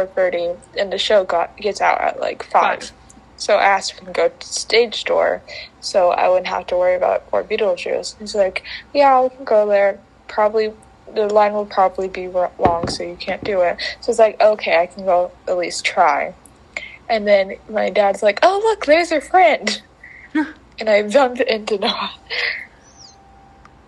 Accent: Florida, United States; I was from Florida

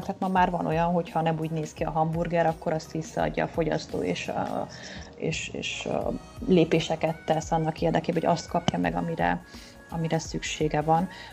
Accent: Oradea, Bihor County, Romania; moved away as an adult; also born or lived in Budapest, Hungary; valóban lassan 20 éve költöztem el Nagyváradról, a Budapesti Eltár Pszichológia Egyetemre felvételiztem

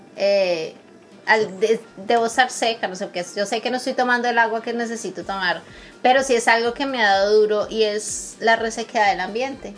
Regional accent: Bogotá, Colombia; also born or lived in Brazil; now in Canada; yo crecí en Bogotá, que es frío, y en la parte de Brasil donde yo vivía era veranos de 50 grados.

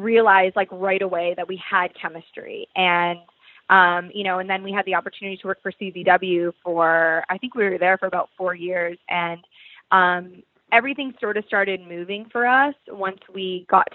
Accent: Toronto, Ontario, Canada; moved away; my hometown

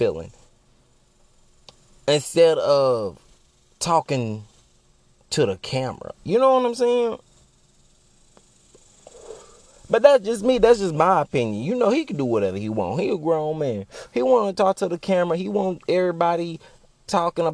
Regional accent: Texas, United States; I'm a Texan by heart.

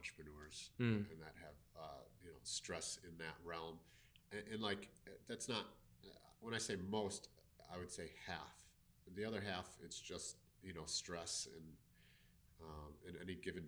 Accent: Milwaukee, Wisconsin, United States; I'm from Milwaukee, Wisconsin, and currently I do stress management

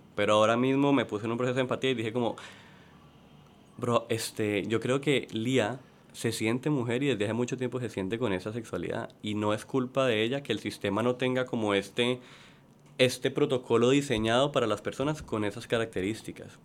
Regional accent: Cali, Valle del Cauca, Colombia; moved away as an adult; now in Puerto Rico; Yo soy de Cali, Colombia.

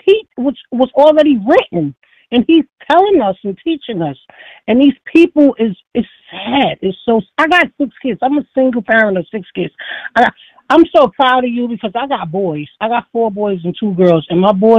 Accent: New York City, New York, United States; now in Foxborough, United States; the way I was raised, it takes a village to raise everybody. That's the way I survived. I'm from the Bronx, New York

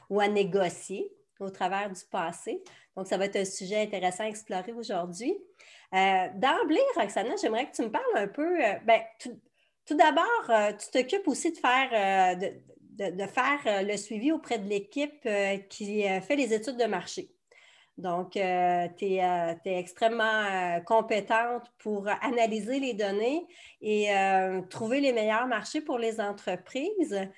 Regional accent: Peru; Pour moi, eh, les autres marchés explorés, ça pourrait être le Chili, le Pérou, mon pays d'origine

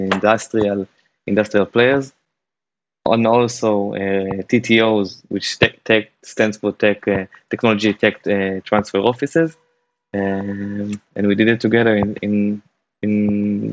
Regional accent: Jerusalem, Jerusalem District, Israel; now in Tel Aviv, Israel; I originally born and raised in Jerusalem. Now I'm living in Tel Aviv

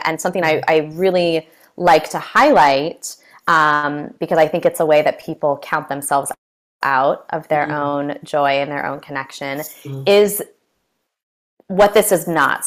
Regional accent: California, United States; I'm from California

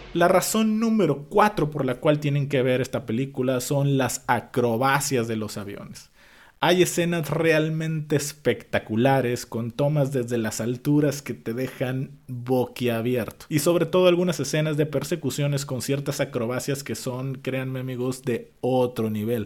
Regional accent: Mexico; en mi caso como mexicano

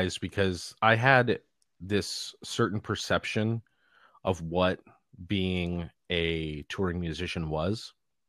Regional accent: Los Angeles, California, United States; Well, I mean, I was born and raised in Los Angeles, California.

